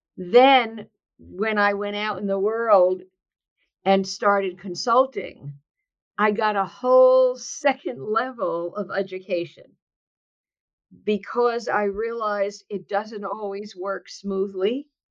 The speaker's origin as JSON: {"language": "English", "region": "New Jersey", "country": "United States", "tie": "born or raised there", "moved": "yes", "lives_now": "California, United States", "said": "I am um, born and bred in New Jersey. And although I live now in sunny California, I am a Jersey girl at heart"}